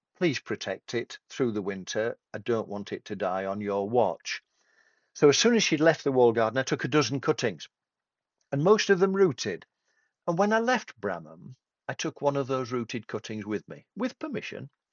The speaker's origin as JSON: {"language": "English", "town": "Tadcaster", "region": "Yorkshire and the Humber", "country": "United Kingdom", "said": "I come from Tadcaster between York and Leeds."}